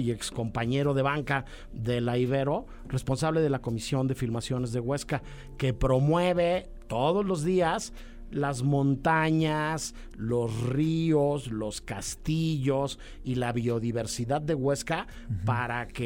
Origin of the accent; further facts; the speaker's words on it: Naucalpan, State of Mexico, Mexico; also born or lived in Huixquilucan; estudié toda mi vida en Naucalpan y crecí en, en, Naucalpan y en Huizquilucan, así que soy, soy mexiquense honorario.